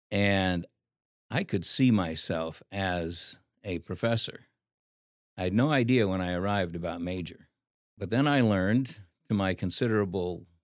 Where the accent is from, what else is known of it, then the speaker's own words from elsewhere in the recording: Philippines; Well, growing up in the Philippines was a lot of fun. I mean, you got to ride on water buffaloes. You got to take bamboo rafts down rivers.